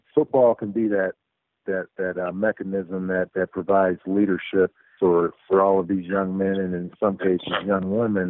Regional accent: Akron, Ohio, United States; moved away as an adult; also born or lived in Minnesota; I grew up in Akron, Ohio

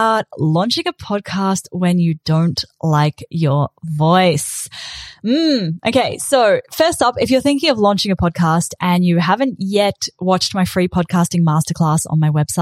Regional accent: New Zealand; accent: Kiwi; moved away as an adult; also born or lived in South Africa / South Island, New Zealand; now in Australia; when I was 8, my family moved from South Africa to New Zealand, and I was bullied for being the kid with the weird accent. And then when I was 18, I moved to the South Island of New Zealand for uni

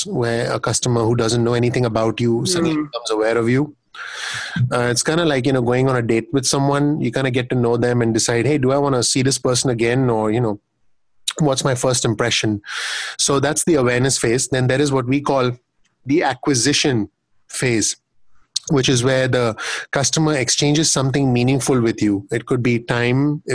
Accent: India; now in United States; having lived, living and growing up in India

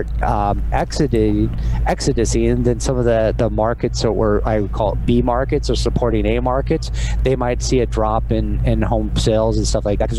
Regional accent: Nebraska, United States; moved away as an adult; also born or lived in San Pedro, California / Bakersfield, California / San Diego / Orange County; now in California, United States; we moved back there from the time I was one till about the time I was 25, was in Nebraska

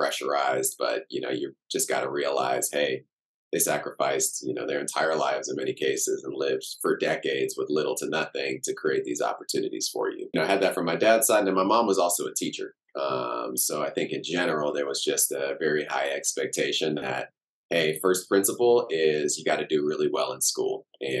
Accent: Cameroon; born there; So I was born in Cameroon in West Africa. My dad and kind of his whole, you know, lineage of family going back generations, all from Cameroon.

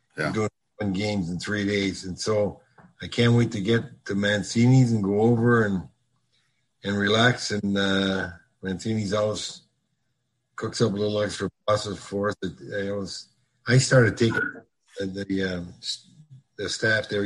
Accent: Sault Ste. Marie, Ontario, Canada; also born or lived in Minnesota; now in North Palm Beach, United States; I grew up in Sault Ste. Marie, Ontario.

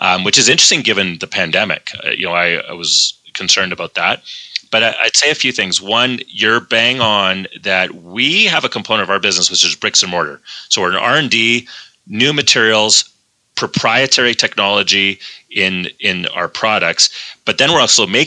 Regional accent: Calgary, Alberta, Canada; also born or lived in Phoenix, Arizona; I'm a Calgarian

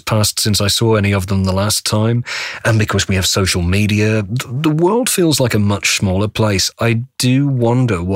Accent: United Kingdom; now in North Carolina, United States; as a British voice in Australia

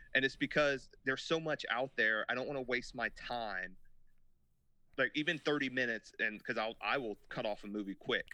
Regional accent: United States; us being American boys and girls

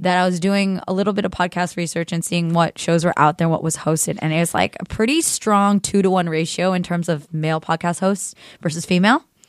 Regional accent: the Bay Area, California, United States; growing up in the Bay

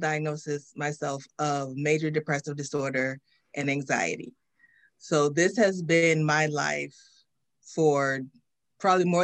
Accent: Washington, District of Columbia, United States; born and raised in Washington, D.C.

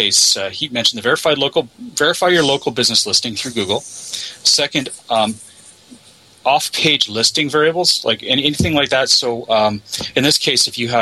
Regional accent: Canada; I'm from Canada

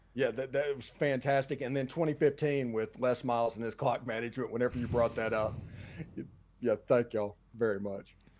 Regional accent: South Mississippi, United States; I'm from South Mississippi

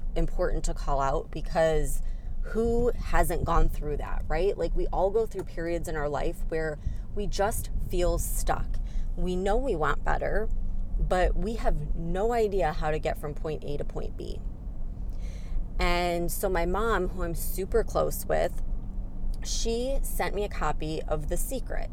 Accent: Chicago, Illinois, United States; moved away as an adult; I came from the Chicago area, so I'm more of a city girl.

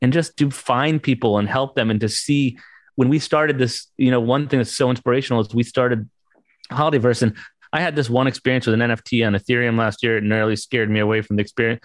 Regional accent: United States; I grew up right outside New York City

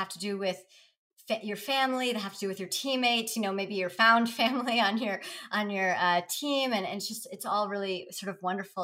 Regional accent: California, United States; when I was little, growing up in California

